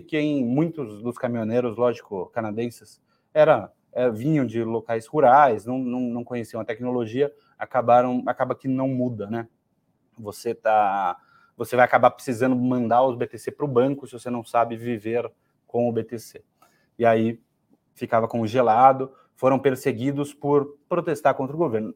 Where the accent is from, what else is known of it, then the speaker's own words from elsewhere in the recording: Brazil; a gente é brasileiro